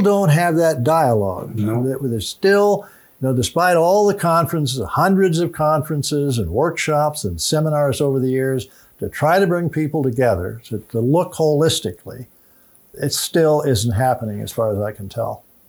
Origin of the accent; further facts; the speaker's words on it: Illinois, United States; moved away; my home state of Illinois